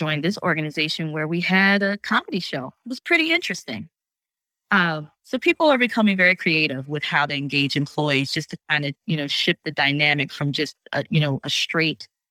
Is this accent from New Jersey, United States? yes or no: yes; New Jersey, United States; I'm from New Jersey